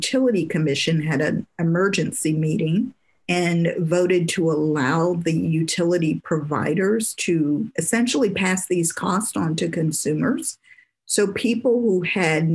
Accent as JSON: {"language": "English", "town": "Detroit", "region": "Michigan", "country": "United States", "tie": "born or raised there", "moved": "yes", "lives_now": "Texas, United States", "said": "I grew up in Michigan. I grew up in Detroit."}